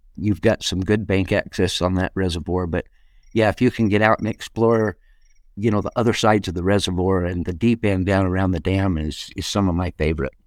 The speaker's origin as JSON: {"language": "English", "town": "Shelley", "region": "Idaho", "country": "United States", "tie": "born or raised there", "said": "I grew up just outside of Shelley, Idaho, which is just outside of Idaho Falls"}